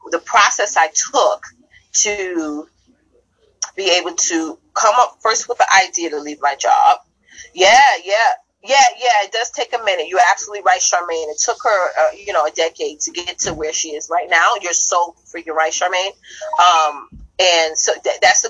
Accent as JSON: {"language": "English", "region": "New York", "country": "United States", "said": "I'm a New Yorker at heart. I talk the way I talk."}